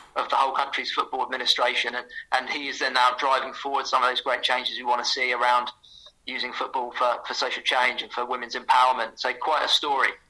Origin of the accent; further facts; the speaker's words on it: St Neots, East of England, United Kingdom; my hometown, St. Neots